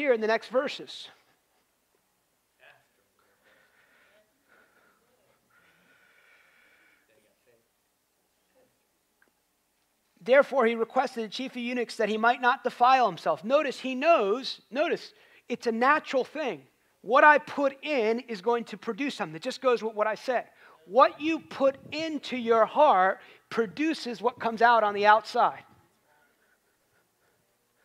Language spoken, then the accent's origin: English; United States